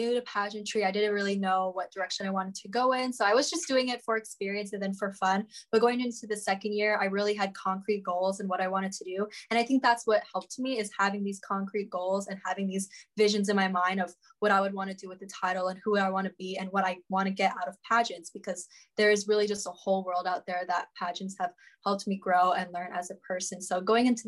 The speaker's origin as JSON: {"language": "English", "area": "Kauai", "region": "Hawaii", "country": "United States", "tie": "born or raised there", "said": "I'm from Kauai. I was born and raised in Kauai."}